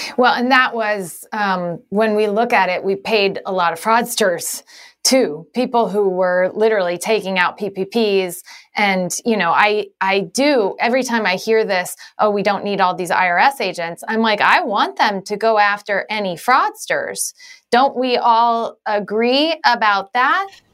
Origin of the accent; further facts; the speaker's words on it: Galesburg, Illinois, United States; I grew up in Galesburg, Illinois.